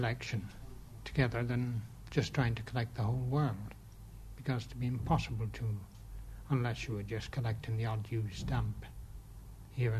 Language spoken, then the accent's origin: English; England, United Kingdom; now in Ireland; I'm English, actually